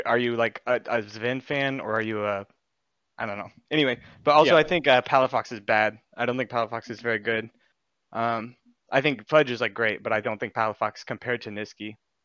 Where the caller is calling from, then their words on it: Kansas City, Missouri, United States; Yes, sir. Kansas City, Missouri.